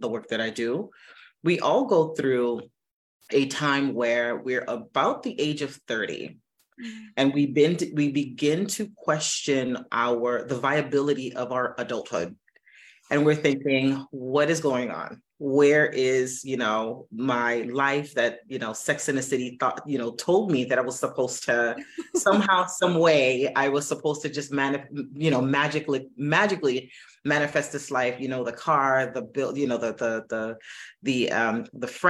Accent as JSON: {"language": "English", "town": "Miami", "region": "Florida", "country": "United States", "tie": "born or raised there", "said": "I'm from Miami, born and raised"}